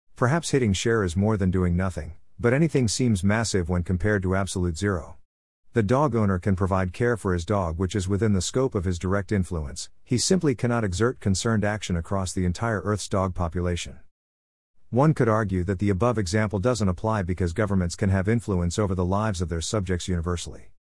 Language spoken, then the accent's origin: English; America's Rust Belt, United States; As a lad of America's Rust Belt